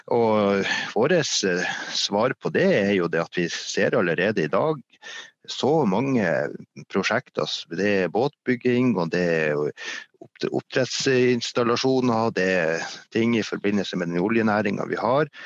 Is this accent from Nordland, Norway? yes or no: yes; Meløy, Nordland, Norway; moved away as an adult; also born or lived in Finnmark; now in Hadsel, Norway; Jeg kommer fra en annen industri- og fiskerikommune som heter Meløy, som ligger noe lenger sør